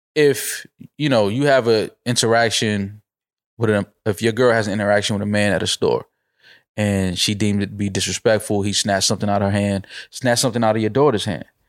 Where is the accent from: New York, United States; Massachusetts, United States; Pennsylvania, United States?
New York, United States; grew up in the hood, bodega on three of the four corners. That's just what it is, growing up in New York.